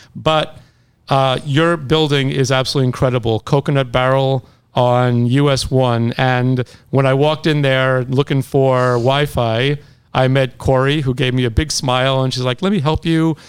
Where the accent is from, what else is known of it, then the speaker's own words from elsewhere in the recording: New York, United States; moved away; also born or lived in Long Island; I'm from New York